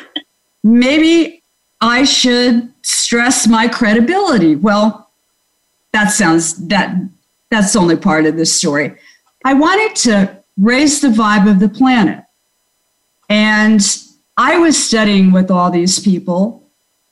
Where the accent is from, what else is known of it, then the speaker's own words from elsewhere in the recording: Florida, United States; moved away as an adult; now in California, United States; I was born in Florida